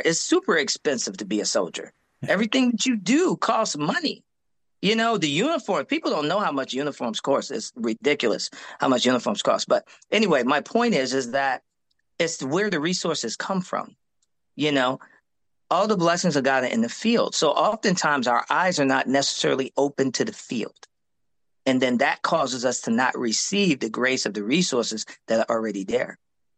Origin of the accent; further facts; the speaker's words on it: New York, United States; moved away; also born or lived in Korea; I'm from New York